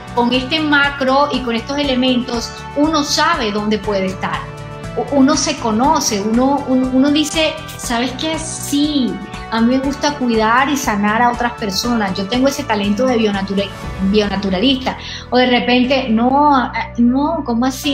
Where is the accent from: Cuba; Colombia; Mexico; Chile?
Colombia; Barranquilla, Atlántico; yo soy costeña, yo soy de la costa de Barranquilla, de Colombia